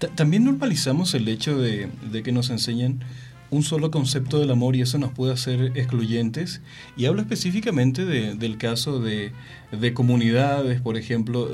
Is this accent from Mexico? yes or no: yes; Mexico; en una sociedad como la mexicana